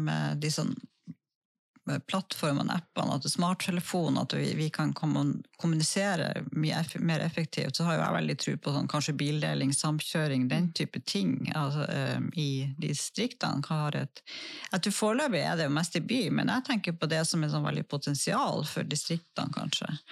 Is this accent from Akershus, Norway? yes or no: no; Lødingen, Nordland, Norway; nå er jo jeg vokst opp på Lødingen